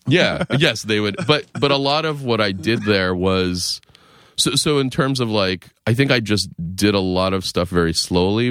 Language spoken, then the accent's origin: English; Lexington, Massachusetts, United States; moved away as an adult; also born or lived in Boston; now in New York City, United States; I'm from outside Boston. I grew up in Lexington, Mass